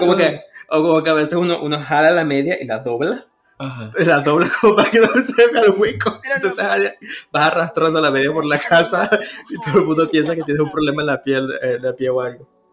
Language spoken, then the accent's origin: Spanish; Venezuela; now in Toronto, Canada; uno como venezolano